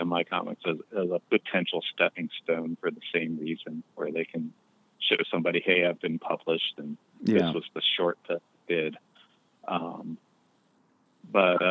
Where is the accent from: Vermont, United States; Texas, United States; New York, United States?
New York, United States; Long Island; also born or lived in Livermore, California / Western Massachusetts / Boston / San Francisco; now in Columbus, United States; When I was too young to even really remember, they moved to Long Island. So I grew up on Long Island out in New York State